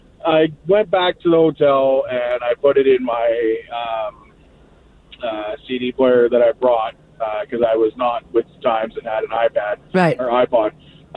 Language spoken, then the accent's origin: English; Canada; I'm from Canada